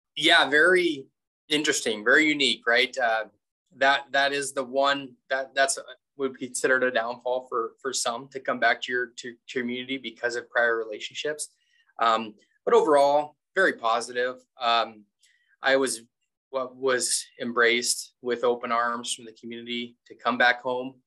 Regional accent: Glasgow, Montana, United States; also born or lived in North Dakota / Wyoming; I'm in my hometown, so Glasgow, Montana

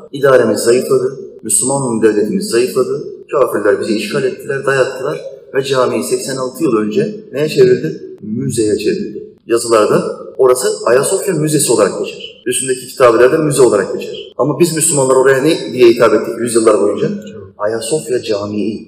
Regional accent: Turkey; Hayatım burada geçti, çocukluğum, gençliğim burada geçti.

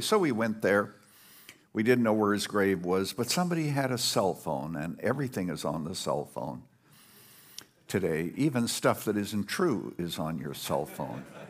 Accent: Canada; now in Illinois, United States; I was brought up in Canada, very primitive place.

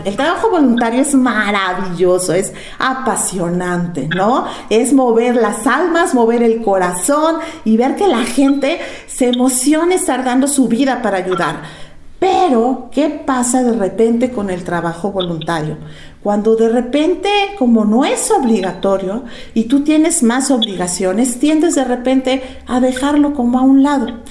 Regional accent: Mexico

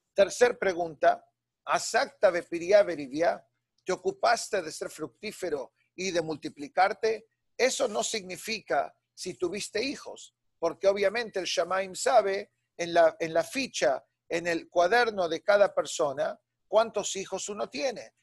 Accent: Buenos Aires, Argentina; moved away; nos fuimos de Buenos Aires

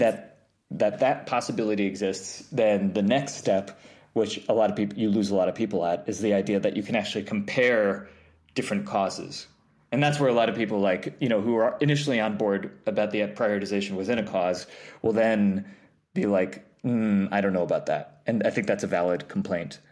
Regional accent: New York, United States; I grew up in New York, um, upstate. Well, w-, w-, well, technically upstate. I, like, an hour above the city

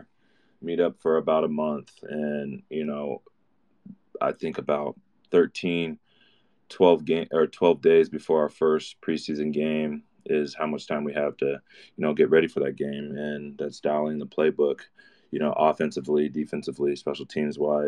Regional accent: Mesa, Arizona, United States; I'm from Mesa, Arizona

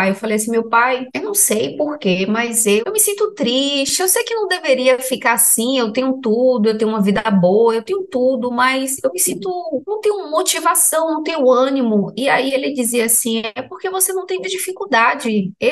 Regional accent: Salvador, Bahia, Brazil; Eu sou de Salvador, Bahia. Aqui eu não sei se tem muitas casas de ayahuasca

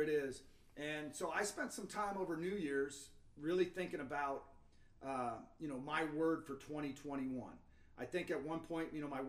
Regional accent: Seattle, Washington, United States; moved away as an adult; also born or lived in Salt Lake City / Missouri; I grew up in Seattle

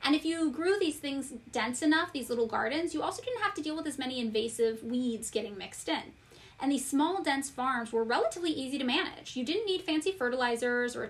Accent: California's Central Valley, United States; growing up in California's Central Valley

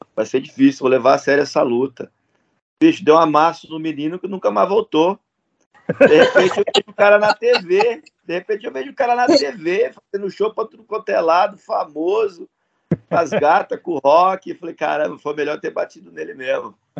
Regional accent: Indaiatuba, São Paulo, Brazil; moved away as an adult; also born or lived in South Korea; now in Australia; eu, e o Raoni somos de Dayatuba

